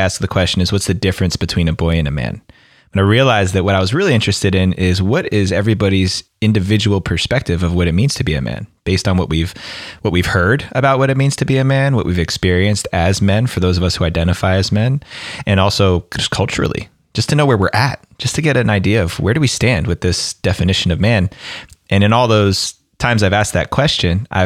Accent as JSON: {"language": "English", "region": "New Jersey", "country": "United States", "accent": "New Jersey", "moved": "yes", "said": "my New Jersey accent"}